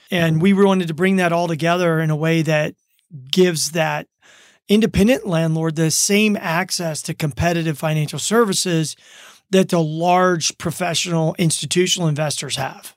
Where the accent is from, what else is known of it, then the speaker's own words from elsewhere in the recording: Baton Rouge, Louisiana, United States; moved away as an adult; also born or lived in Germany / Minneapolis, Minnesota; now in Reno, United States; I grew up in Baton Rouge, Louisiana